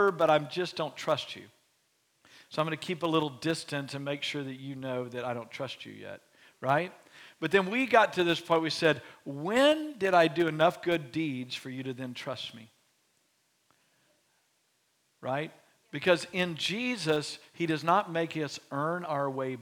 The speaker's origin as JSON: {"language": "English", "town": "Beaumont", "region": "Texas", "country": "United States", "tie": "born or raised there", "moved": "yes", "lives_now": "Waco, United States", "said": "my hometown of Beaumont, Texas"}